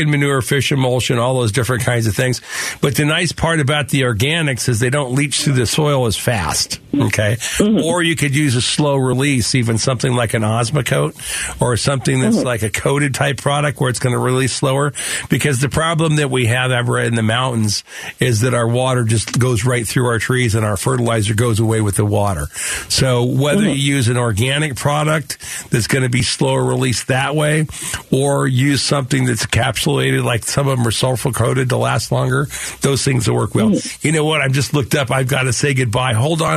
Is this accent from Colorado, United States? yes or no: no; Phoenix, Arizona, United States; I grew up in the mountain just next to you, you know, over here, a little bit north